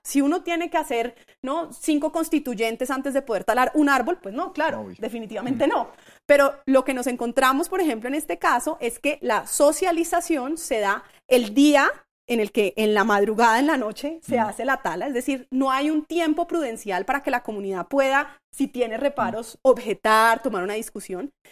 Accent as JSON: {"language": "Spanish", "region": "Bogotá", "country": "Colombia", "said": "somos representados como ciudadanos bogotanos"}